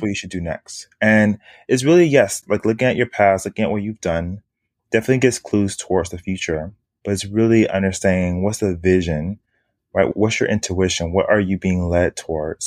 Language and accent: English; Miami, Florida, United States; moved away as an adult; now in Harlem, New York, United States; born and raised in Miami, Florida